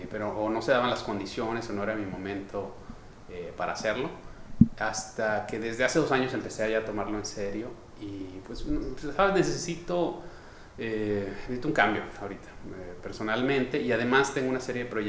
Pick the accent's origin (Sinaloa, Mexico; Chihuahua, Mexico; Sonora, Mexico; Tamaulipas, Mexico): Sonora, Mexico; Ciudad Obregón; born there; Yo nací en Obregón, Sonora